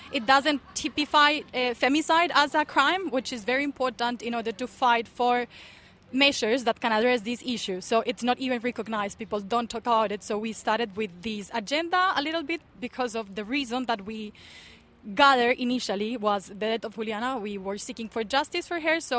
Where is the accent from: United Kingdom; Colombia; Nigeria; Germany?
Colombia; now in Auckland, New Zealand; I am from Colombia